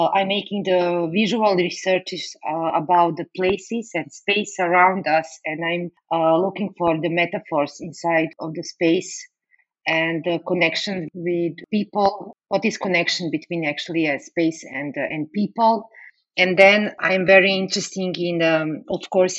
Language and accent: English; Serbia; English is a second language; moved away as an adult; now in Bratislava, Slovakia; I was born in Yugoslavia and raised there